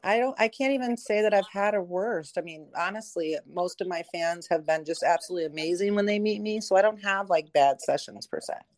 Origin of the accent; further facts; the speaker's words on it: Michigan, United States; I grew up in Michigan